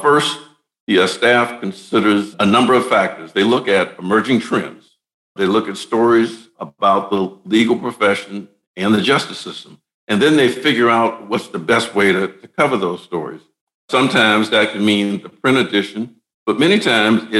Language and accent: English; Deep South, United States; I'm from the Deep South